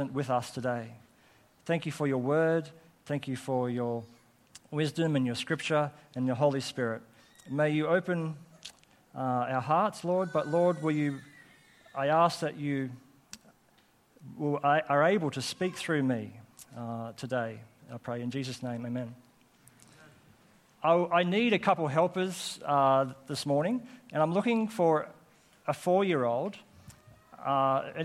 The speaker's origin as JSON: {"language": "English", "town": "Coffs Harbour", "region": "New South Wales", "country": "Australia", "tie": "born or raised there", "also_born_or_lived": "Armidale, New South Wales"}